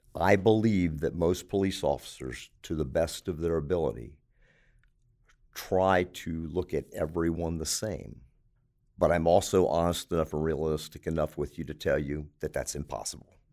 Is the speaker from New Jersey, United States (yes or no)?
no; Baltimore, Maryland, United States; moved away as an adult; now in Anderson, United States; I was born in Baltimore, Maryland